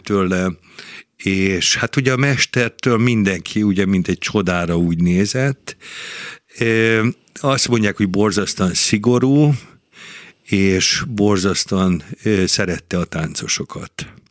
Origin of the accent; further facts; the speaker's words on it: Budapest, Hungary; moved away as an adult; now in Győr, Hungary; én Budapesten születtem, Budapesthez kötött minden, de én már ugye 50, vagy most már 43 éve vagyok a Győri Balett tagja